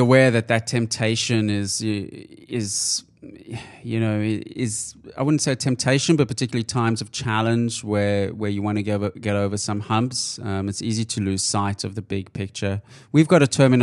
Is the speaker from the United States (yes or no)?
no; South Africa; I grew up in South Africa